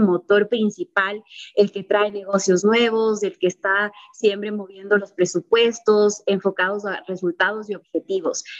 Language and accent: Spanish; Ecuador